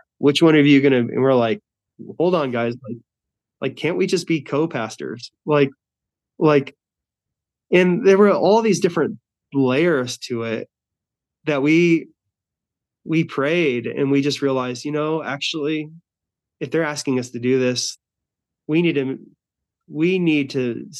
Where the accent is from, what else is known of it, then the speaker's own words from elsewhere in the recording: Albuquerque, New Mexico, United States; also born or lived in Florida; I'm moving from Florida back to my home place of Albuquerque, New Mexico.